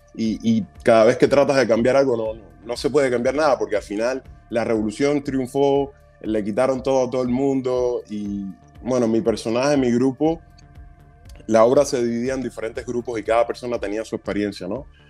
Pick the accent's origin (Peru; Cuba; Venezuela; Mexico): Cuba; moved away; como soy cubano, tengo acento, hablo inglés, pero con mucho acento